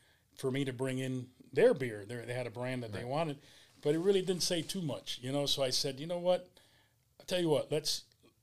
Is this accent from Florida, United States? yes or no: yes; Hialeah, Florida, United States; I was born and raised here in Miami. Basically, I'm a Hialeah guy. I was actually bred in Hialeah